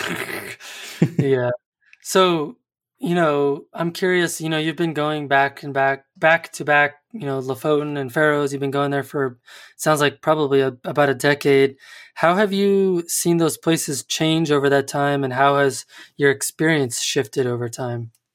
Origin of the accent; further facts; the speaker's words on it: United States; as an American, as a dumb American that, that I am